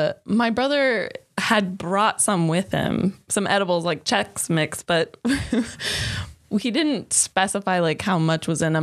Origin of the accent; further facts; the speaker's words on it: Colorado, United States; moved away; we're from Colorado.